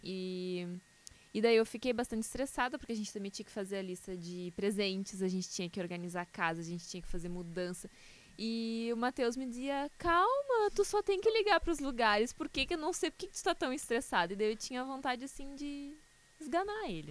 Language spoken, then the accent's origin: Portuguese; Canoas, Rio Grande do Sul, Brazil; Eu nasci em Canoas, cresci em Canoas